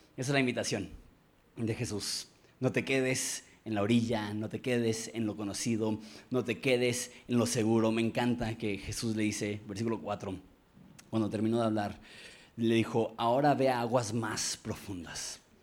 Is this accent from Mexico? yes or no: yes; Mexico; yo como mexicano